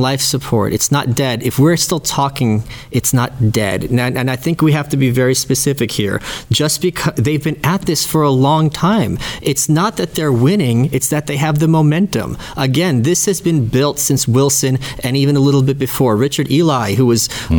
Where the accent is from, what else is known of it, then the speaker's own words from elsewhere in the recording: Ukraine; now in United States; I was born in the Soviet Union